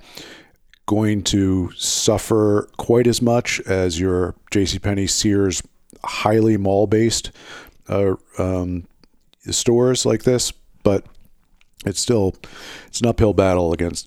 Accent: United States

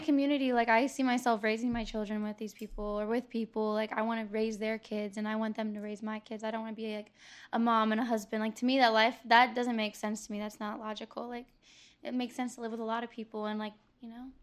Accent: Tampa, Florida, United States; I was born and raised here

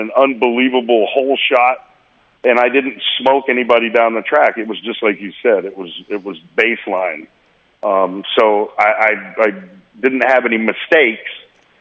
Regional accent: Oklahoma, United States; I'm from Oklahoma

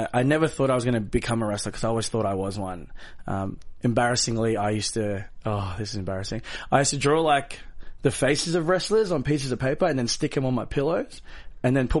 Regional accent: Australia; I was born in Australia

